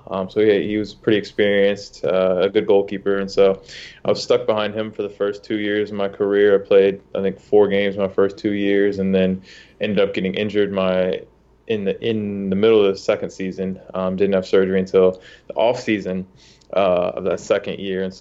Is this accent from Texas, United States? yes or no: no; Charlotte, North Carolina, United States; also born or lived in Ohio; born in Ohio, grew up in Charlotte for, for most of my life. Went to went to middle school, high school here.